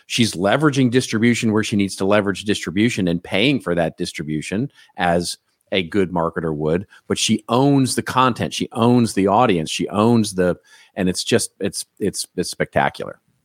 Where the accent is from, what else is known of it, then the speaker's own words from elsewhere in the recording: Texas, United States; I grew up in Texas